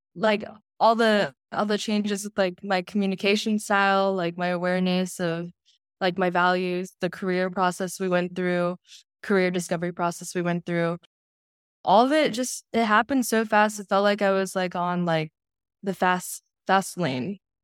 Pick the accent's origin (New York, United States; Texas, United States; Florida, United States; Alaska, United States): Texas, United States; Houston; I'm from Houston, Texas